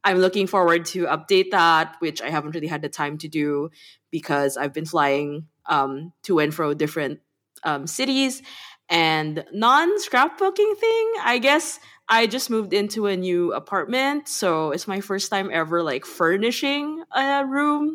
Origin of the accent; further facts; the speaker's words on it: Manila, Metro Manila, Philippines; moved away as an adult; now in Berlin, Germany; I grew up in Manila in the Philippines, and I'm currently living in Berlin.